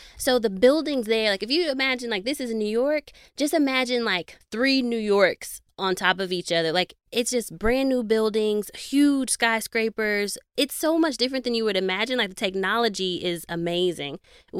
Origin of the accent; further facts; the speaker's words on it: Nigeria; I'm Nigerian.